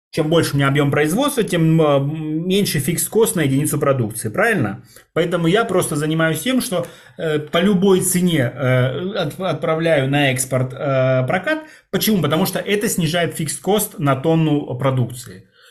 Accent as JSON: {"language": "Russian", "country": "Russia", "tie": "born or raised there", "said": "Российской Советской Федеративной Республики, а, откуда я родом"}